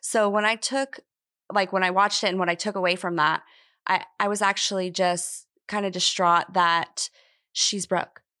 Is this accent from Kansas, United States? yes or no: yes; Kansas, United States; moved away as an adult; also born or lived in Nashville, Tennessee; now in Tampa, United States; I opened another hair salon in my hometown in Kansas